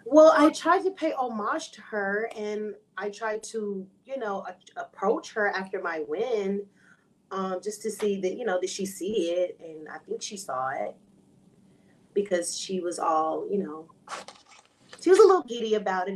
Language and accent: English; Houston, Texas, United States; moved away as an adult; now in San Antonio, United States; I moved from Houston to San Antonio to be in her school